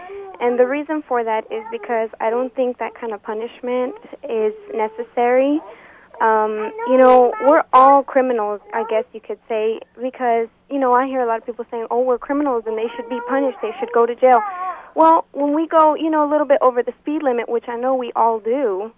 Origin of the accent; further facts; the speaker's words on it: United States; also born or lived in Mexico; I was born in Mexico, and I am now a U.S. citizen. I was raised here